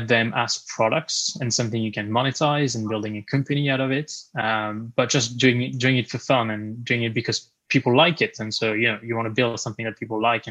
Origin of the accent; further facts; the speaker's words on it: France; moved away as an adult; now in United Kingdom; I was born and raised in France, and actually moved to the UK 8 years ago